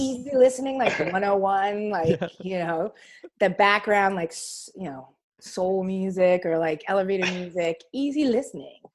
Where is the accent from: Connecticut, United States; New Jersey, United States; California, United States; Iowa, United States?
New Jersey, United States; Princeton; also born or lived in New York; I'm from Princeton, but even when after I graduated Rutgers, I came back and that's I stayed in New Jersey